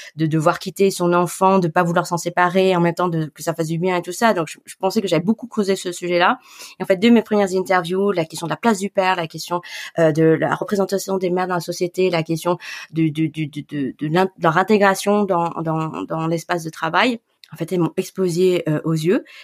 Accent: Grenoble, Auvergne-Rhône-Alpes, France; moved away as an adult; also born or lived in Paris; j'ai grandi à Grenoble. Euh, j'ai fait mes études à Grenoble

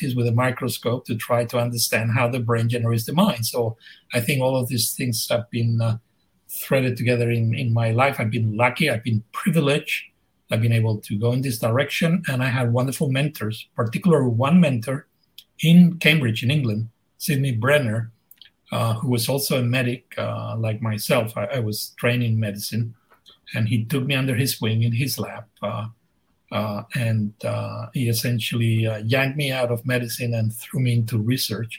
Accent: Madrid, Community of Madrid, Spain; moved away as an adult; now in United States; I'm Spanish. I'm from Madrid, from the center of the town

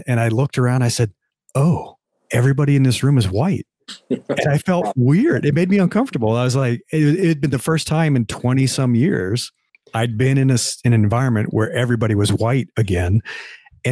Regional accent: Nebraska, United States; moved away as an adult; now in Bay Area, United States; I grew up in the Midwest in Nebraska. It's like everybody I grew up with was white, my small farm town

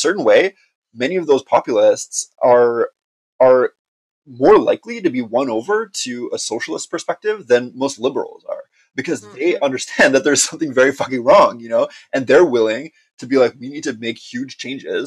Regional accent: Montreal, Quebec, Canada; I'm from Montreal. Like, I'm like a communist from Montreal

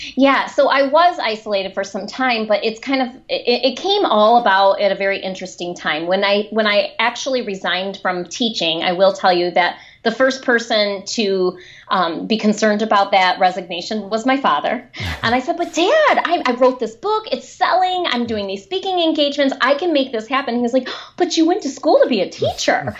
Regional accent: a town outside of Detroit, Michigan, United States; accent: Michigan; I grew up in a, a town outside of Detroit

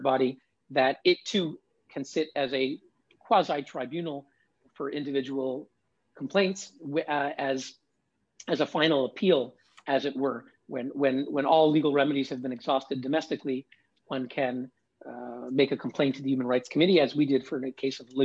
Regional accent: Canada; moved away as an adult; also born or lived in New York City, United States; now in Geneva, Switzerland; my own background is I grew up in Canada

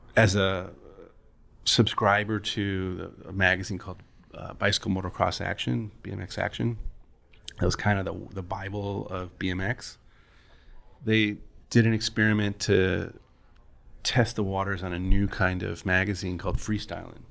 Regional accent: Kalamazoo, Michigan, United States; moved away; I grew up in Kalamazoo, Michigan.

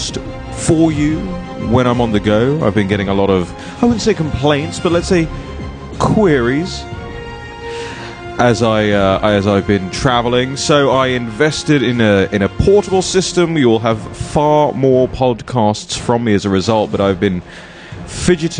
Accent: United Kingdom; moved away; In the UK, we have things called constituency surgeries.

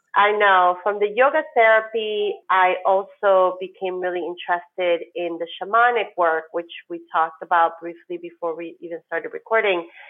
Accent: New York, United States; moved away as an adult; now in Miami, United States; as a New Yorker

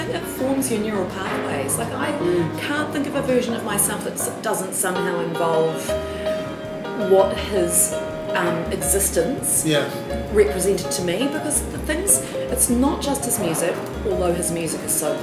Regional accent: Auckland, New Zealand; also born or lived in Wellington; I'm an Auckland girl through and through

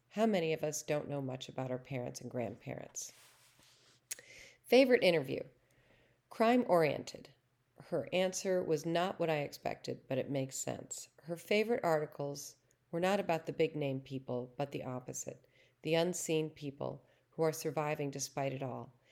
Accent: Boston, Massachusetts, United States; I'm from Boston, and Boston, everybody is Irish Catholic, even if they're not

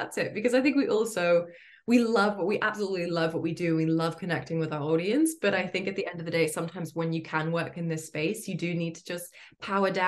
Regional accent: Florida, United States; I grew up in Florida

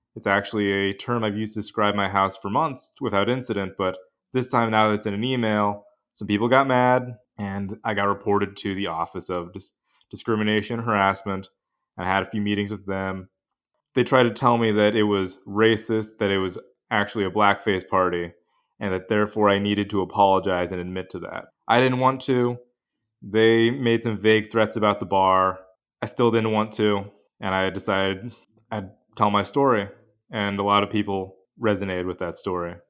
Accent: Pacific Northwest, United States; moved away as an adult; now in New Haven, United States; I grew up in the Northwest

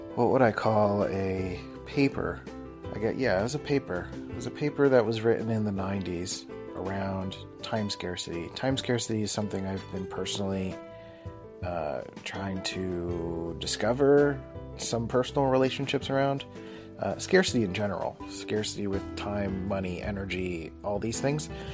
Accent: Philadelphia, Pennsylvania, United States; I grew up in Philly and they're called Mac machines.

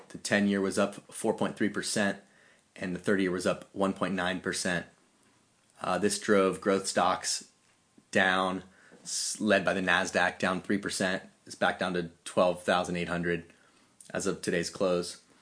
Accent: Atlanta, Georgia, United States; my hometown of Atlanta

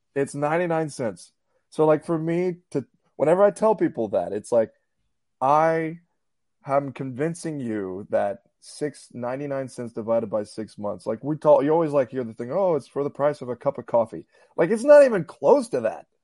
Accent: Houston, Texas, United States; moved away as an adult; also born or lived in Little Rock / Birmingham; I'm from Clear Lake, born, raised here

